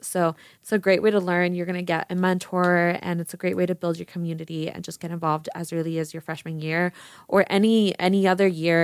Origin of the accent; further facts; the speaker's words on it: Las Vegas, Nevada, United States; I'm born and raised in Vegas